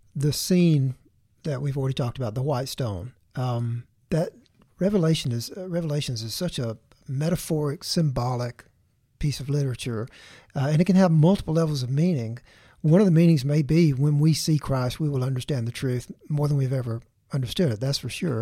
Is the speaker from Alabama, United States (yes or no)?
yes; Tuscaloosa, Alabama, United States; Tuscaloosa, my, my hometown